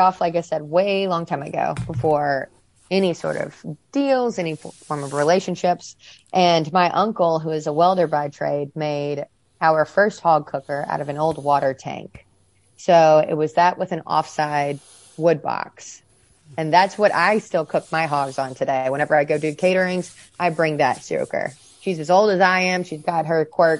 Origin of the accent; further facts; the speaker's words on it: Mississippi, United States; to be from this state